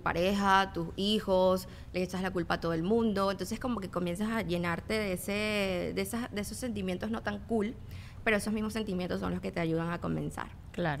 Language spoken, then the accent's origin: Spanish; Venezuela; moved away; yo vengo de Venezuela